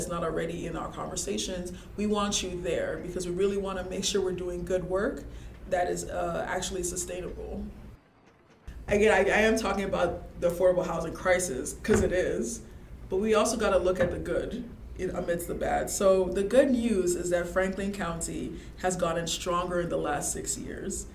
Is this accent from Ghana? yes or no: yes; Ghana; moved away as an adult; now in Ohio, United States; I actually grew up in Ghana